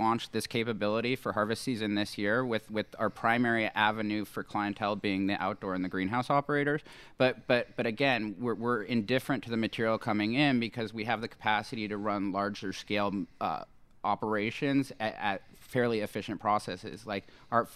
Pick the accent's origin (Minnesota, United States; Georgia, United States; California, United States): California, United States; Los Angeles; moved away as an adult; now in Lake County, United States; I'm from Sherman Oaks